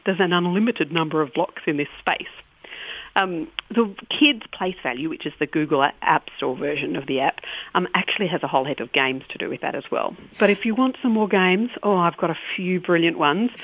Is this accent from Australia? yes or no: yes; Australia